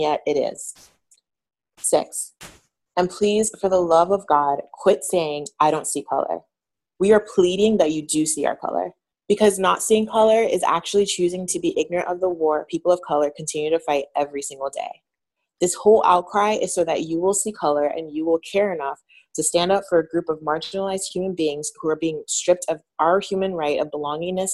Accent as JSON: {"language": "English", "region": "New York", "country": "United States", "moved": "as an adult", "lives_now": "South Florida, United States", "said": "I'm originally from New York, but I moved when I was 20, moved back, I should say"}